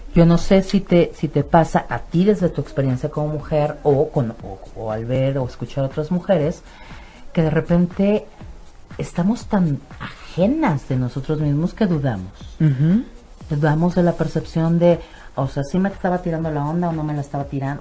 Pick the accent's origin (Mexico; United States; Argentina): Mexico; nosotros como cultura mexicana